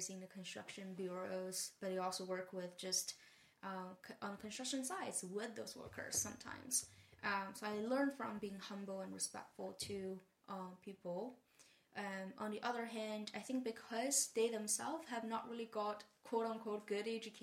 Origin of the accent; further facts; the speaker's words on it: Taizhou, Zhejiang, China; English is a second language; moved away as an adult; also born or lived in Hangzhou, China / Maine, United States / San Francisco, United States; I grew up in Taizhou, which is a town, well, not small in Chinese sense. And I went to a very influential school for me, middle school and high school in Hangzhou. So I left home at 12 and spent a lot of time in Hangzhou in my forming years